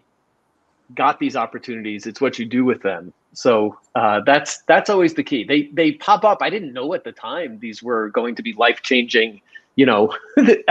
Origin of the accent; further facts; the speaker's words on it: New York, United States; moved away as an adult; now in Miami, United States; I'm from New York originally. I was looking in Miami where I am now